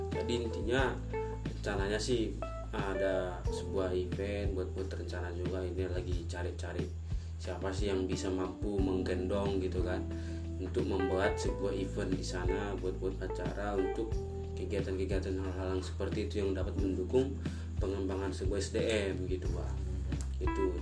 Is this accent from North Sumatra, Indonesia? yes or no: yes; North Sumatra, Indonesia; Karena di Indonesia apalagi di daerah aku sendiri di Simalungun ya.